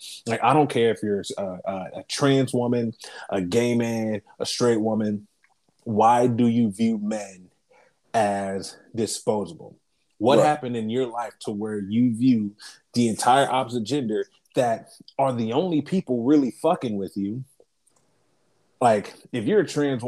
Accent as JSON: {"language": "English", "town": "Columbus", "region": "Ohio", "country": "United States", "said": "we're from Columbus."}